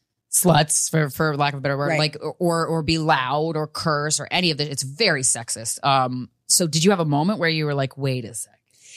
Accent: Virginia, United States; I grew up in Virginia, and the church thing, if you don't go to church, you are trash.

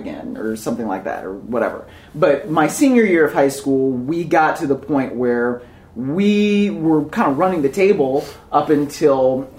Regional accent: Cleveland, Ohio, United States; I am from Ohio. Like, I am from Cleveland.

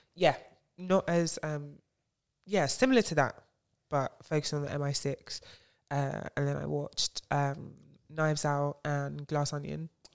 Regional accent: Nigeria; being Nigerian

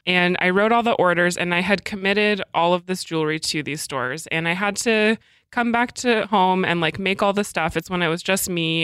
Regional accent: Alaska, United States; also born or lived in Portland / France; now in Seattle, United States; I grew up in Alaska, and I didn't really want to move back there, so I moved to Portland

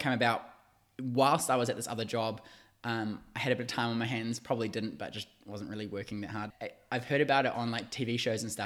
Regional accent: Waiuku, Auckland, New Zealand; I am originally from South Auckland, a little town called Waiuku. I moved out to the city to do uni

